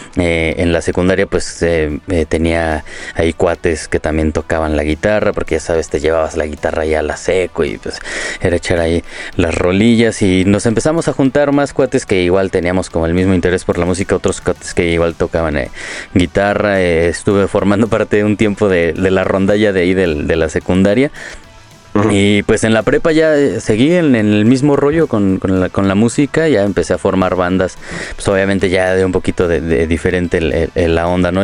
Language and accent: Spanish; Morelia, Michoacán, Mexico; moved away as an adult; now in Mexico City, Mexico; yo soy de Morelia, eh, tengo ya años viviendo